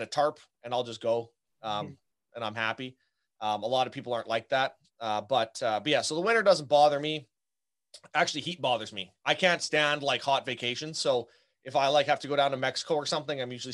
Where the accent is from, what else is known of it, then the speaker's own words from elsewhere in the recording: Canada; now in Southern Manitoba, Canada; I'm Canadian. So I'm up here coming at you from, Southern Manitoba